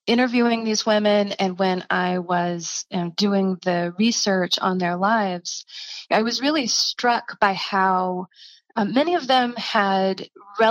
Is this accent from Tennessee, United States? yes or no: yes; East Tennessee, United States; I'm from East Tennessee